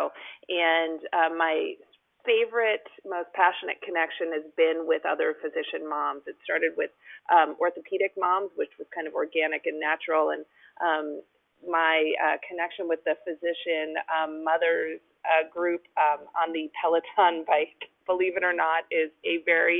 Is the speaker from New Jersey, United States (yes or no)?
yes; New Jersey, United States; moved away as an adult; also born or lived in New York; now in California, United States; I'm not from California. I grew up in New Jersey.